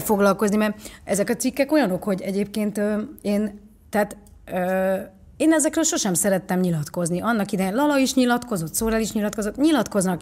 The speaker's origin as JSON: {"language": "Hungarian", "town": "Pécs", "region": "Baranya", "country": "Hungary", "tie": "born or raised there", "also_born_or_lived": "Nagykanizsa, Zala, Hungary", "said": "Pécsre költöztünk mi is"}